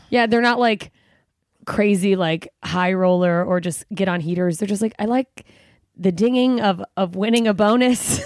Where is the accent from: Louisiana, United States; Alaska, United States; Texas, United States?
Alaska, United States; Anchorage; moved away; also born or lived in Southern Mississippi / Germany; grew up, well, sixth grade through high school, I was in Anchorage, Alaska. So that's where I stay.